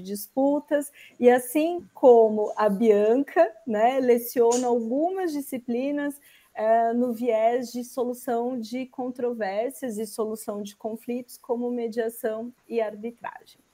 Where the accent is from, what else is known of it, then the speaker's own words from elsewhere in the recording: Osasco, São Paulo, Brazil; sou oriunda também aqui da Grande São Paulo, de Osasco